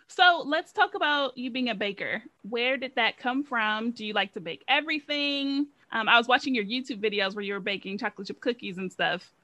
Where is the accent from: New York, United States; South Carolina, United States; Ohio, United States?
Ohio, United States; moved away as an adult; also born or lived in Louisiana; I'm from Ohio